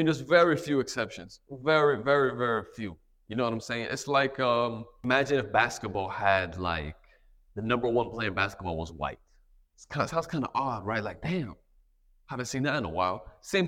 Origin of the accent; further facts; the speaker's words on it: United States; I'm American